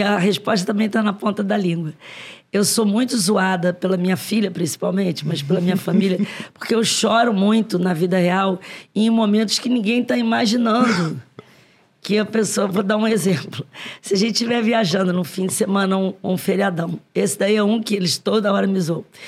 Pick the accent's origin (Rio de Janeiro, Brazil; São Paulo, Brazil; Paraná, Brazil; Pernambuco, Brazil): Rio de Janeiro, Brazil; todos os meus, é, ascendentes, ante- antepassados, são nordestinos por parte de mãe e pai, mas eu sou carioca